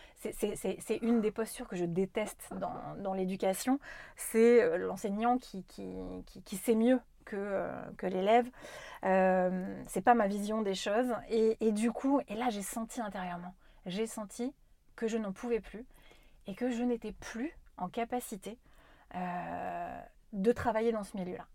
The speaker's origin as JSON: {"language": "French", "area": "Corrèze", "region": "Nouvelle-Aquitaine", "country": "France", "tie": "born or raised there", "said": "j'ai grandi quand même en Corrèze, moi"}